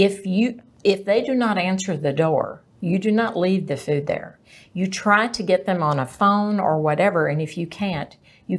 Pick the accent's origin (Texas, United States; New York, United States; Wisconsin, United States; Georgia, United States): Texas, United States; Greenville; also born or lived in Dallas, Texas / Plano, Texas / Richardson, Texas; now in McKinney, United States; I grew up in Greenville, Texas.